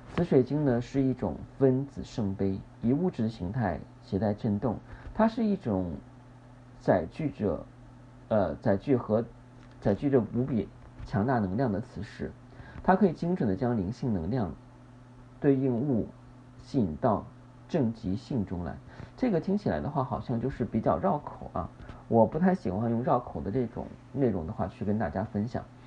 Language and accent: Chinese; China; 我们中国人